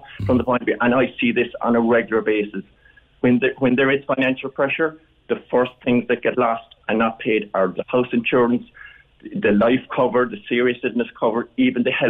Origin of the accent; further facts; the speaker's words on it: West Cork, Munster, Ireland; moved away as an adult; now in East Cork, Ireland; I'm not from Killa, I'm from West Cork originally, but I came to live in East Cork in 95